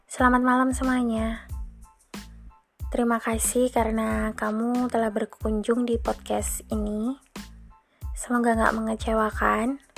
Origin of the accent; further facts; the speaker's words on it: Malang, East Java, Indonesia; now in Surabaya, Indonesia; aku asli Malang dan saat ini aku lagi stay di Surabaya.